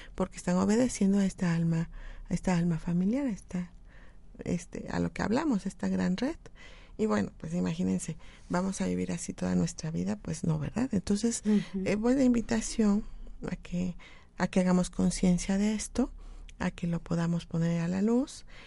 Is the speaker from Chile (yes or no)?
no; Mexico; como mexicanos